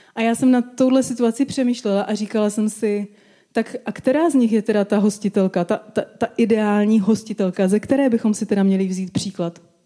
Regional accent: Czechia

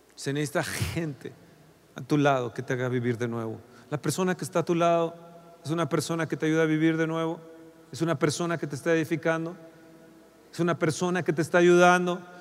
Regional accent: Mexico; Como mexicanos

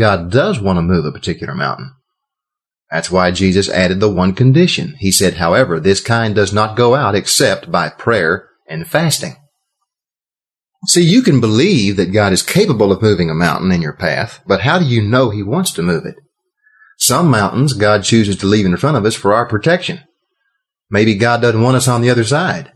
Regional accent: Texas, United States; I'm from Texas

